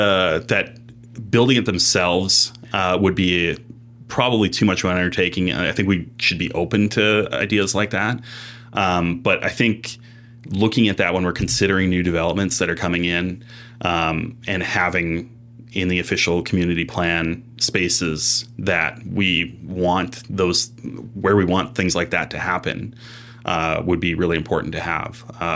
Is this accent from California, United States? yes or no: yes; Los Angeles, California, United States; growing up in Los Angeles for a lot of my life, there was not a ton of snow to work with.